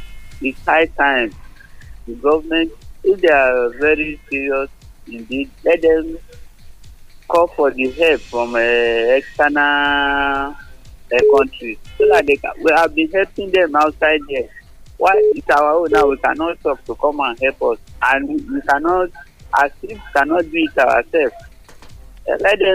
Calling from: London, United Kingdom; I'm calling from London.

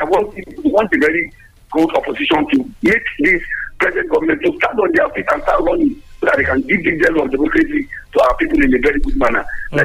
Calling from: Abeokuta, Ogun State, Nigeria; I'm here calling from the People's Parliament in Abeokuta.

